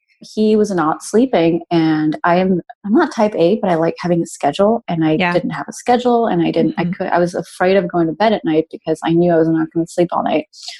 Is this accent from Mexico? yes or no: yes; Mexico; also born or lived in Brazil / Spain; now in Texas, United States; But yeah, I'm actually originally from Mexico, but I moved down around a lot. I lived 6 years in Brazil and I did high school in Spain. And then now I'm in Texas.